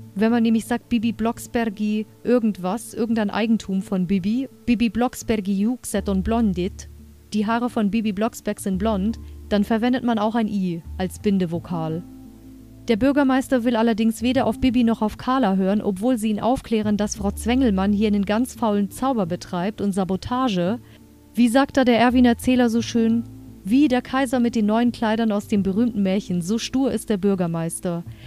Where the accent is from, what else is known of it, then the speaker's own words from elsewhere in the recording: Germany; Hier bei uns in Deutschland